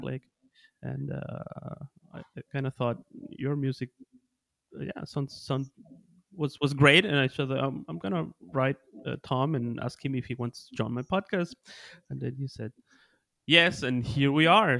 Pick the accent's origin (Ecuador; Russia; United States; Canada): Ecuador; also born or lived in Bielefeld, Germany; I'm originally from Ecuador in South America